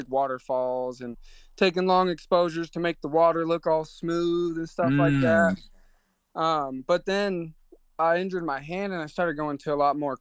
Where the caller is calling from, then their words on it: Woodburn, Oregon, United States; I'm just calling from, it's a place called Woodburn, Oregon.